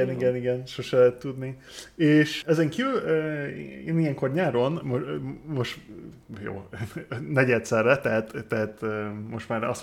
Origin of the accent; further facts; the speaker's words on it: United Kingdom; Én Brit vagyok.